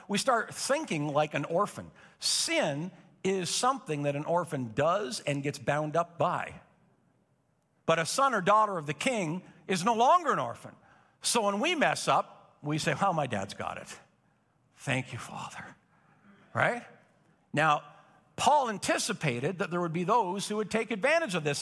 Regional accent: Napanee, Ontario, Canada; born or raised there; now in Belleville, Canada

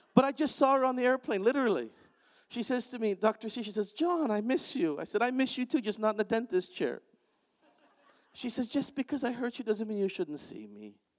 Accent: Canada; I'm Canadian

